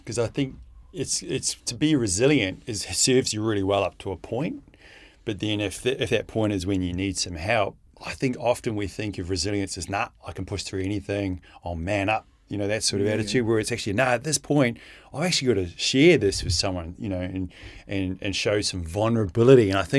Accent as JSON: {"language": "English", "country": "Australia", "said": "Oh, I just genuinely think it distills down to that around when it comes to being fearless as an Australian."}